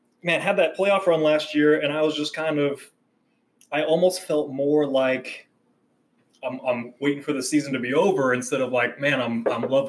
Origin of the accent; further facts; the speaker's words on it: Kansas City, United States; I grew up in Kansas City